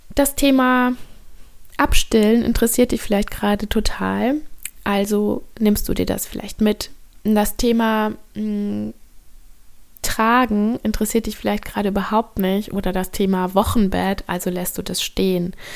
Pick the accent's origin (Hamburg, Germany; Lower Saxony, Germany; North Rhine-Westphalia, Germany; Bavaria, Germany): North Rhine-Westphalia, Germany; moved away as an adult; now in Bornholm, Denmark; Also ich bin in Deutschland am Niederrhein geboren und aufgewachsen